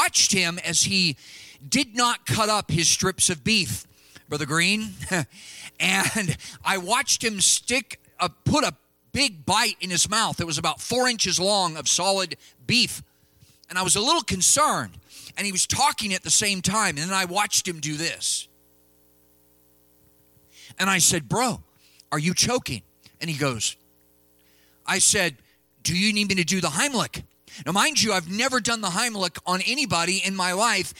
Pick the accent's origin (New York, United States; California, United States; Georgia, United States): California, United States; moved away; my home state of California